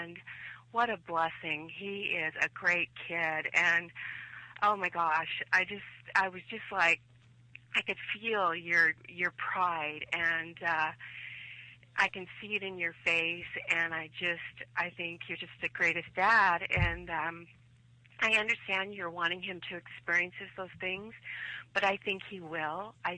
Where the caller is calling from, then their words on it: Oregon, United States; Hi, Josh. This is … from Oregon.